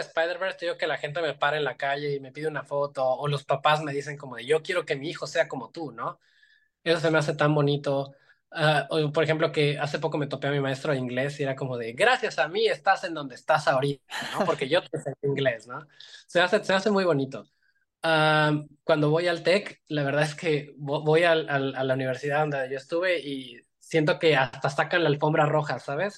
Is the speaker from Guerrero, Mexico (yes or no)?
yes; Iguala, Guerrero, Mexico; yo soy de una ciudad muy chiquita, o sea, soy de aquí de Iguala